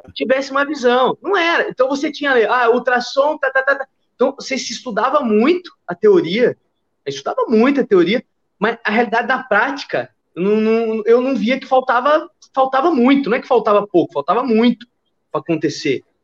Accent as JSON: {"language": "Portuguese", "region": "São Paulo", "country": "Brazil", "also_born_or_lived": "Minas Gerais, Brazil", "moved": "as an adult", "lives_now": "Rio de Janeiro, Brazil", "said": "eu sou de São Paulo, mas eu fui fazer faculdade em Minas Gerais"}